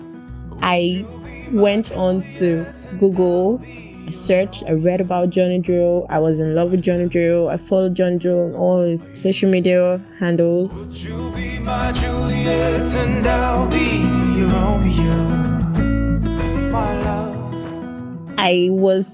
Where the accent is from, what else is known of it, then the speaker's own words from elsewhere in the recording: Lagos, Nigeria; also born or lived in Imo State, Nigeria; I was born in Lagos and I grew up around the Yoruba people